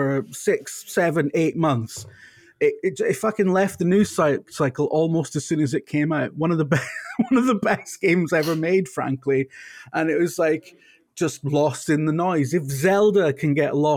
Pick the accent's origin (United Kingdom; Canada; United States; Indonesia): United Kingdom; I'm British